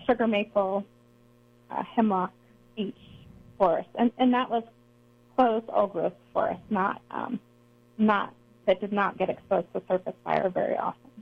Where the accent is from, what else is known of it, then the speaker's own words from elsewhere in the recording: Eastern United States, United States; also born or lived in Missouri / Boulder; I grew up in the Eastern U.S.